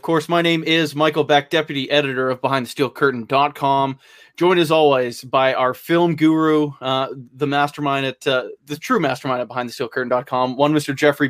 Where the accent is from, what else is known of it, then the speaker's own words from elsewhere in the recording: Canada; I'm Canadian